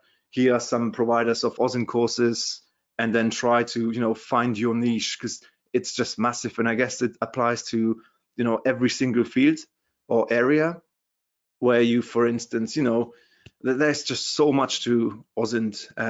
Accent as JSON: {"language": "English", "country": "Germany", "also_born_or_lived": "London, United Kingdom", "accent": "German", "second_language": "English", "said": "as you can hear from my Terminator accent, I'm from Germany originally."}